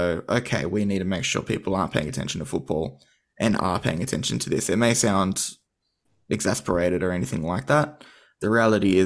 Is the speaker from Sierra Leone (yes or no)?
no; Australia; as an Australian society